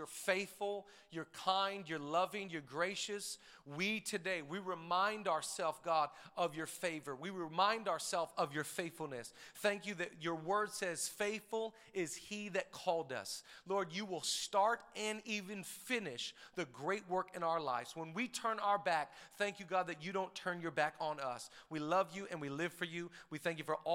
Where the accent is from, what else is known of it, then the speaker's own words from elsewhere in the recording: Seattle, Washington, United States; We're from Washington. We're from Seattle area